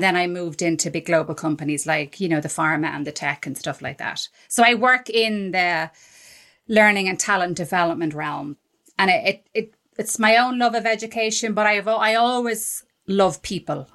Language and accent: English; Ireland; I'm Irish